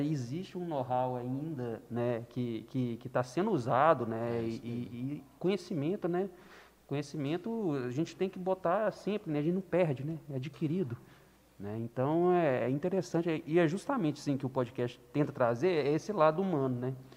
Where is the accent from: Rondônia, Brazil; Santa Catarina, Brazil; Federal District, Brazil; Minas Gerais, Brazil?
Minas Gerais, Brazil; Belo Horizonte; moved away; também sou de Belo Horizonte